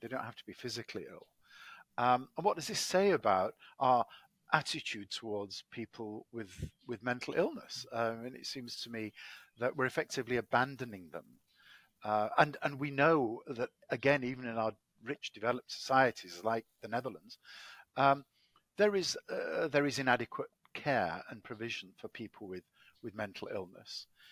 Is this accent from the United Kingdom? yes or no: yes; Manchester, North West England, United Kingdom; accent: English; moved away as an adult; also born or lived in Cambridge, England; now in Washington D.C., United States; I'm uh, English, as my accent betrays. I was born in Manchester, England